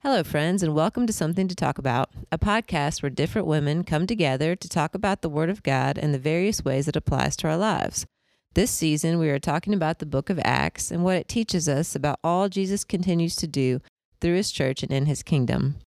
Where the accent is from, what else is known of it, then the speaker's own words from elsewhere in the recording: Indiana, United States; now in Augusta, United States; I grew up in Indiana